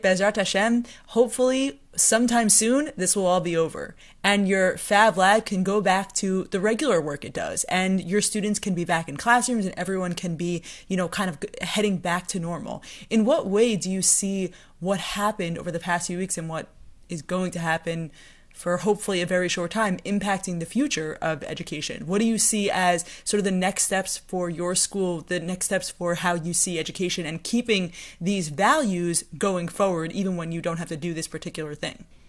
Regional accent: Bergenfield, New Jersey, United States; I'm actually also from Bergenfield

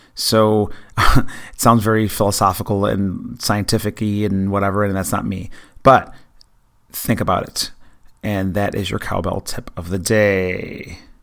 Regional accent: near Buffalo, New York, United States; I grew up near Buffalo

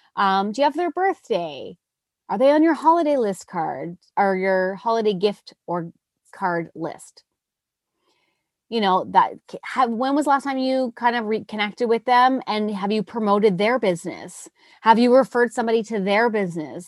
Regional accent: Nova Scotia, Canada; moved away; I'm from Nova Scotia

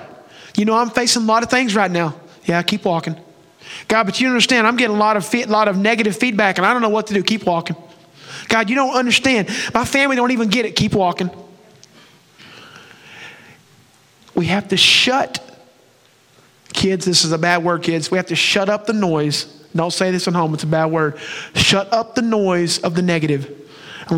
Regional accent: Oklahoma, United States; moved away as an adult; now in Texas, United States; I'm from Oklahoma

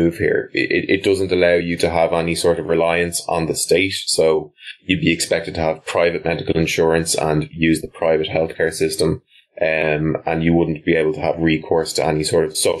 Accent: Ireland; we're very lucky in Ireland that we're quite a popular country.

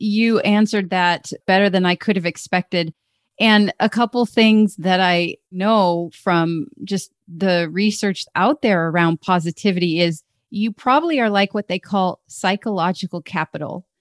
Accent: Alaska, United States; Growing up in Alaska, I thought our house was pretty cool because we had a sauna downstairs in our basement

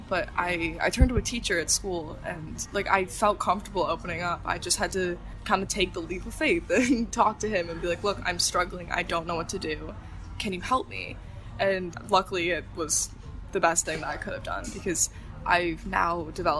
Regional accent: Hong Kong; also born or lived in Chicago, Illinois; But I was born in Chicago, Illinois, in the States. Both my parents are from Chicago, but I consider myself to be from Hong Kong because this is all I know.

